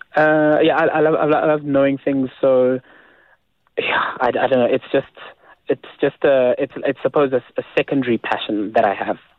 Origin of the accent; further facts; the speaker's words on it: South Africa; I'm still South African